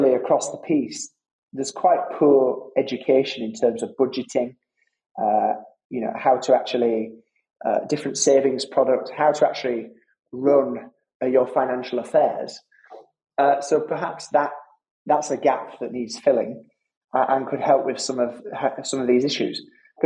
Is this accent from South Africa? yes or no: no; Halifax, Yorkshire and the Humber, United Kingdom; my old neighbours growing up in Halifax